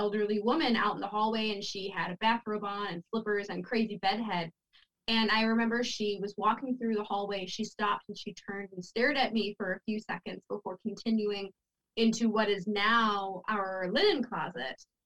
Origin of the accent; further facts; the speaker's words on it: Buffalo, New York, United States; I'm from Buffalo, New York